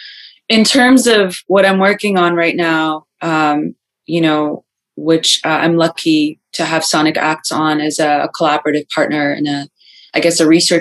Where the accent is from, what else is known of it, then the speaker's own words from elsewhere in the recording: Tehran, Tehran Province, Iran; I was born in Iran, in Tehran